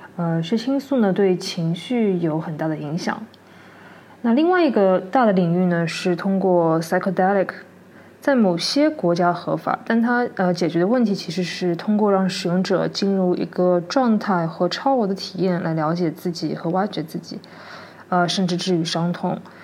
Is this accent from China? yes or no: yes; China; 我们中国人